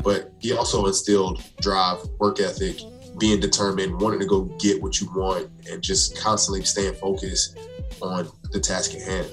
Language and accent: English; South Carolina, United States; moved away as an adult; now in New Jersey, United States; I'm originally from South Carolina.